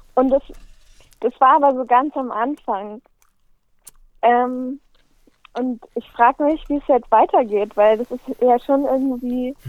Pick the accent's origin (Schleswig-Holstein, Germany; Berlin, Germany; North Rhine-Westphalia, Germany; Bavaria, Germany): Berlin, Germany; also born or lived in Linz; ich komme aus Berlin